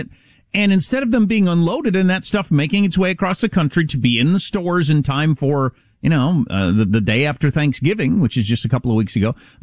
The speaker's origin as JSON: {"language": "English", "country": "United States", "said": "as an American"}